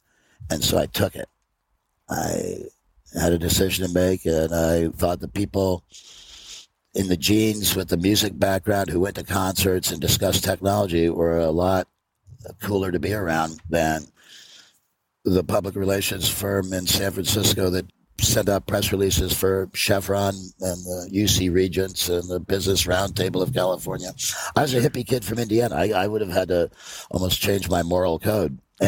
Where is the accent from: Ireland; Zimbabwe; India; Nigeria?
Ireland; I mean, it's hard to get your hand, but I'm Irish. We'll tell some stories.